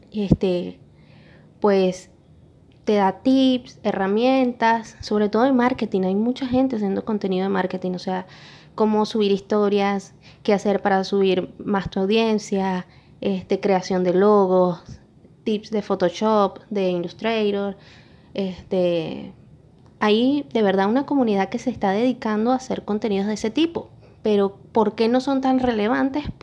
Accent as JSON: {"language": "Spanish", "country": "Venezuela", "said": "todos eran venezolanos, yo soy venezolana."}